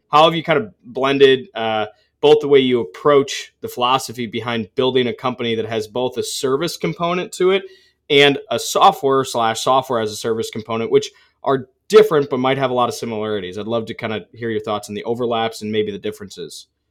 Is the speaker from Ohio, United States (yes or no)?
no; Ann Arbor, Michigan, United States; also born or lived in Holland, Michigan; I grew up in Ann Arbor